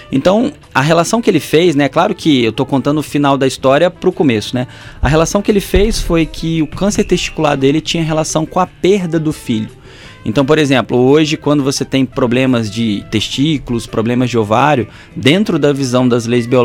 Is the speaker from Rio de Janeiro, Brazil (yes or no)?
yes; Volta Redonda, Rio de Janeiro, Brazil; now in Porto Real, Brazil; Estou aqui em Ponto Real, sou de Volta Redonda, ….